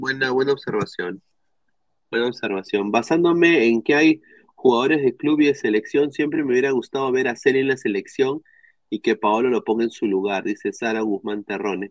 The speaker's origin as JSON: {"language": "Spanish", "country": "Peru", "said": "como peruanos"}